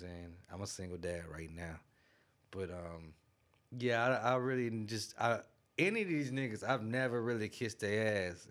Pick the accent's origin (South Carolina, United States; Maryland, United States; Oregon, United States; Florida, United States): South Carolina, United States; Greenville; I'm from Greenville, South Carolina.